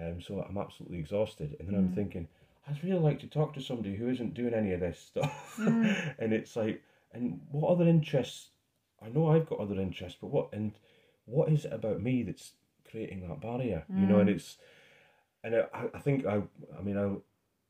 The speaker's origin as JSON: {"language": "English", "region": "Scotland", "country": "United Kingdom", "said": "being Scottish"}